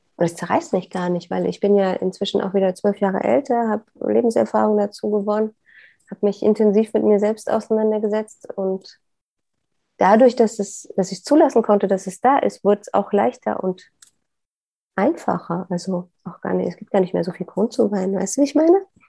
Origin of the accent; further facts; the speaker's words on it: Upper Lusatia, Saxony, Germany; moved away; ich komme aus der Oberlausitz in Sachsen. Das war für mich immer die heile Welt auf diesem Globus